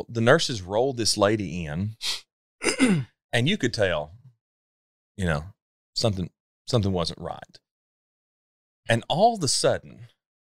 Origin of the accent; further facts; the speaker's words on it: Sparta, Tennessee, United States; growing up in Sparta, Tennessee, where I grew up